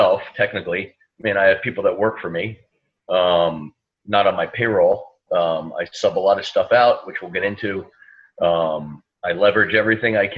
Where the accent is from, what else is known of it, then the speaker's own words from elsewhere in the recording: New Jersey, United States; moved away as an adult; now in New York City, United States; I grew up in New Jersey. I live in New York City for the last 20 years.